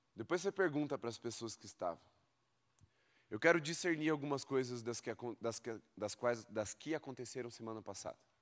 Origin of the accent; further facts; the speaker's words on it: Brazil; você tenha crescido no xaxim igual eu